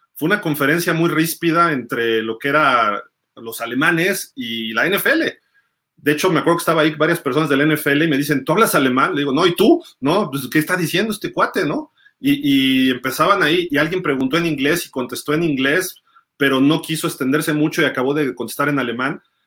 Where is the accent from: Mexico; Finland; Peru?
Mexico; Aquí en México son fans mexicanos, somos fans mexicanos